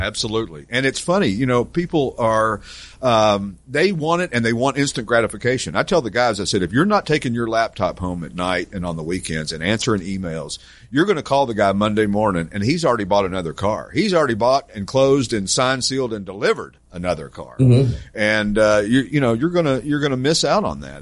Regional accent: East Tennessee, United States; also born or lived in Branson, Missouri; now in Morgantown, Pennsylvania, United States; I grew up in East Tennessee

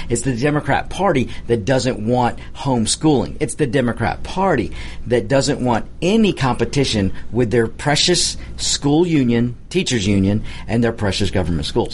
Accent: United States; we're Americans

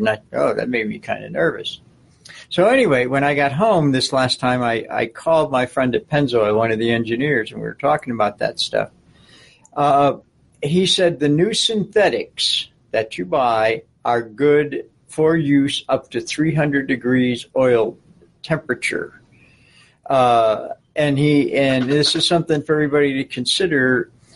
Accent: Buffalo, New York, United States; growing up in the Buffalo area

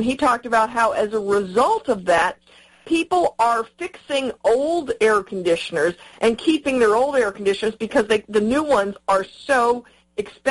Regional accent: Southern California, United States; moved away as an adult; I lived there for 20 years, went to high school and college in California, Southern California.

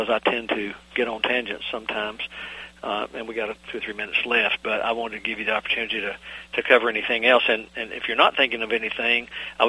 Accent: Blue Ridge Mountains, Southern Virginia, United States; moved away; in a little middle of nowhere town I grew up in the Blue Ridge Mountains in Southern Virginia

